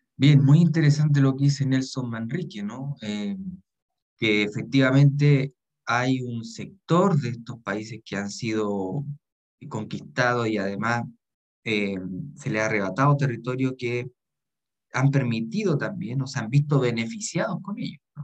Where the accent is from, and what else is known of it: Chile